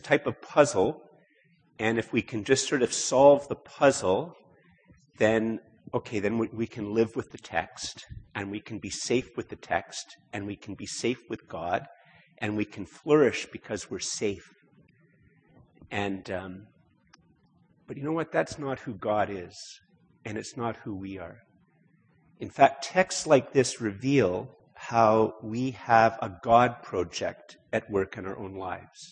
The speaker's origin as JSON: {"language": "English", "country": "Canada", "said": "I'm Canadian"}